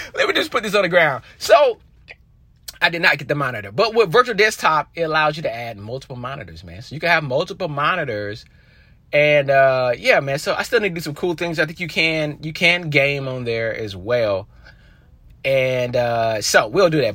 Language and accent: English; North Carolina, United States; I'm from North Carolina